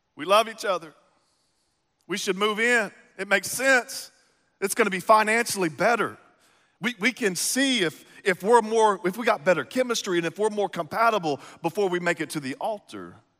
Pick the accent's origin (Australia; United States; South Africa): United States; East Texas; now in Midwest, United States; I grew up in East Texas